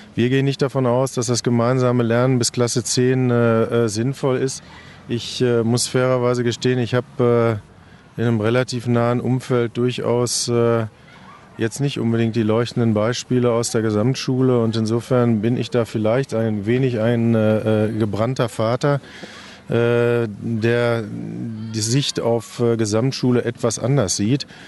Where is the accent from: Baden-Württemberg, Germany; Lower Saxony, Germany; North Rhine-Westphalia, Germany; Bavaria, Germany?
North Rhine-Westphalia, Germany; Hamm; zumindest weiß ich über meine Heimat doch relativ viel.